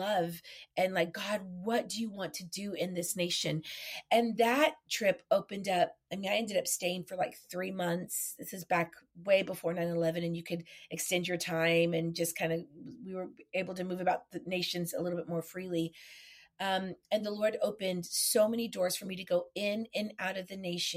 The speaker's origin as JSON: {"language": "English", "region": "Texas", "country": "United States", "said": "I'm Mexican. I'm from Texas"}